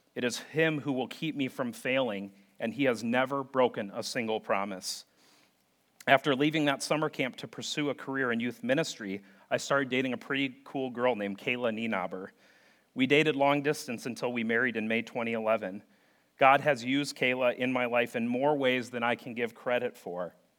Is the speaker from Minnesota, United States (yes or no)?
yes; St. Paul, Minnesota, United States; growing up in St. Paul, Minnesota